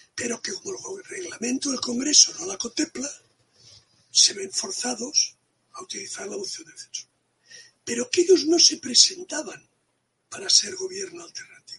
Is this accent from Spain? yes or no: yes; Catalonia, Spain; first language Catalan and Spanish; la catalanidad forma parte de nuestro ser